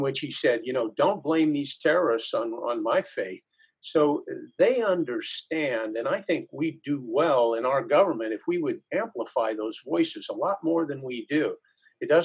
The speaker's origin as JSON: {"language": "English", "country": "United States"}